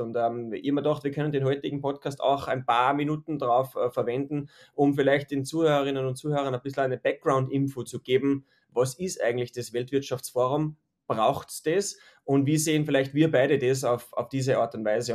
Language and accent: German; Austria; als Österreicher